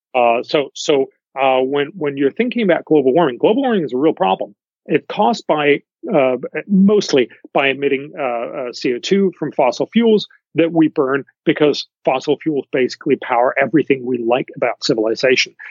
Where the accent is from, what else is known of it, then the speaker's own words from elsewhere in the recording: Denmark; I come from Denmark.